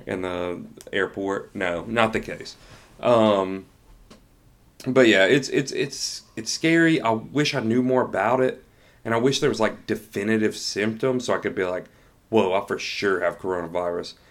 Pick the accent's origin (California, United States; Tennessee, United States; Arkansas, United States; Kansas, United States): Tennessee, United States; now in Georgia, United States; I'm from Tennessee, but we both live in Georgia